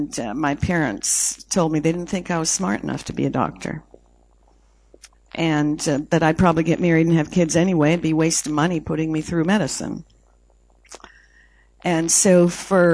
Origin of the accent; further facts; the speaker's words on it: Canada; I was born in Canada, 56 degrees below zero Fahrenheit when I came out the chute.